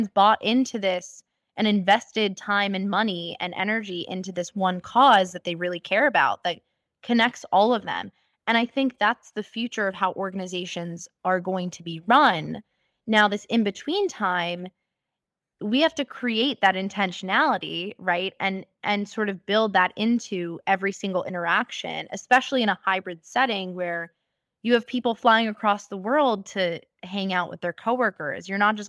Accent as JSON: {"language": "English", "region": "New York", "country": "United States", "tie": "born or raised there", "said": "And so growing up in America and in New York, of all places, where it's like a cultural melting pot, I saw all types of people."}